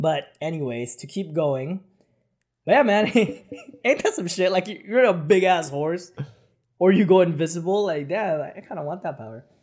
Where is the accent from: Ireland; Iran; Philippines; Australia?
Philippines; moved away; when I was growing up in the Philippines